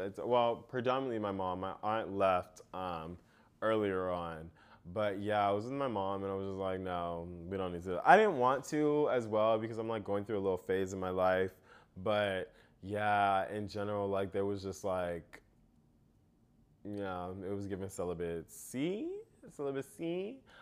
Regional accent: United States; being an American and coming to that country

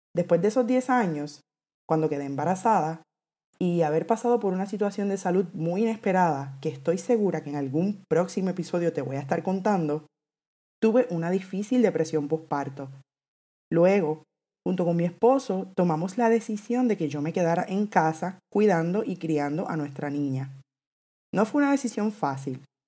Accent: Puerto Rico; soy puertorriqueña, actualmente vivo en Puerto Rico

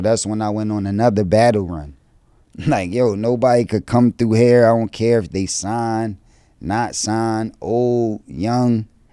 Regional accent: Philadelphia, Pennsylvania, United States; I'm from Philly

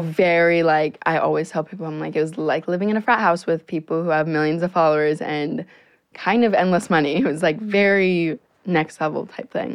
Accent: Naples, Florida, United States; moved away as an adult; now in Los Angeles, United States; I'm literally 17 years old and I live in Naples, Florida

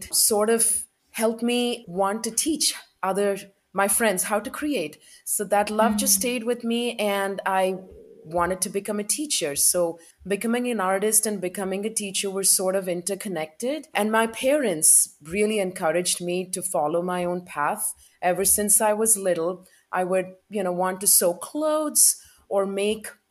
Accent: South India, India; moved away as an adult; now in United States; I grew up in India and I moved here to the United States in 2004.

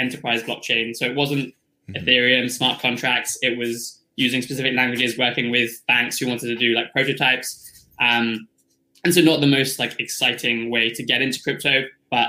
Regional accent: United Kingdom; I'm from the UK

